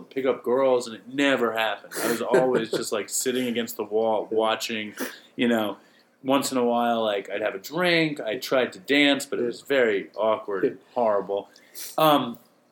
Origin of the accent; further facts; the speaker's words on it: New York City, New York, United States; I grew up in New York City.